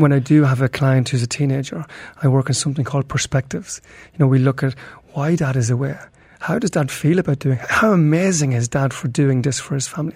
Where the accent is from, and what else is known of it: Ireland; now in Dubai, United Arab Emirates